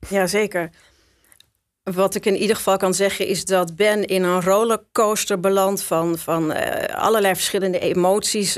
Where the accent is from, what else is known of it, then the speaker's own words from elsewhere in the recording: Schagen, North Holland, Netherlands; moved away; also born or lived in Amsterdam; Ik ben geboren in Schagen.